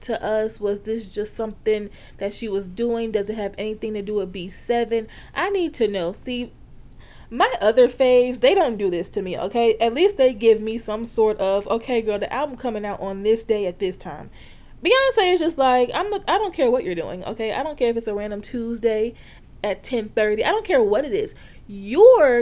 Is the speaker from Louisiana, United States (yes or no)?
yes; Louisiana, United States; I am a Black woman from the South, okay? Born and raised in Louisiana